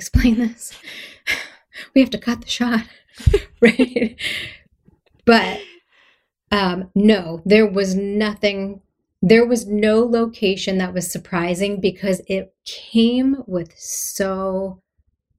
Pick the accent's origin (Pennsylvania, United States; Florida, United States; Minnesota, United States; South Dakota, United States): Pennsylvania, United States; Philadelphia; I'm from Philadelphia.